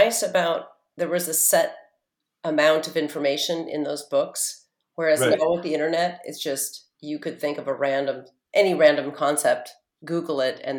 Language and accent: English; Portland, Oregon, United States; moved away as an adult; also born or lived in Honolulu, Hawaii; now in New York City, United States; I grew up in Oregon with nature and activism and a real sense of personal freedom, you know, kind of a nature-based spiritual yeah. philosophy. My parents left the Catholic Church and were fairly atheistic in their approach when I was younger.